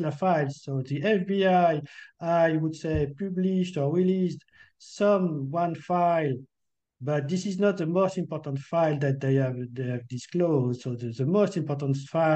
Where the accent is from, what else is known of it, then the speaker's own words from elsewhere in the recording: France; accent: French; English is a second language; my French accent is not so good.